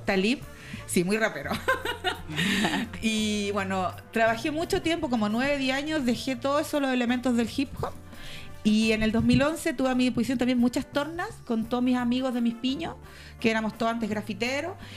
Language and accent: Spanish; Chile; las raperas chilenas